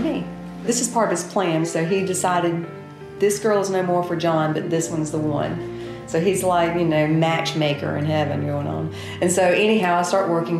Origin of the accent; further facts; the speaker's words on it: Pepperell, Alabama, United States; I grew up in Pepperell, Alabama